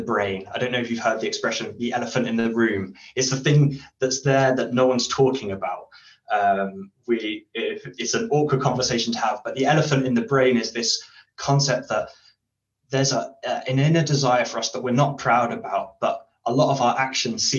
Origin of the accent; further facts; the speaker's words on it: United Kingdom; as a British person who's polite